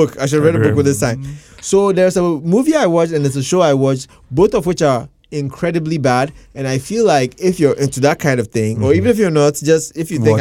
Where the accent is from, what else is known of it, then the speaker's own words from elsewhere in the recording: Ghana; I'm from Ghana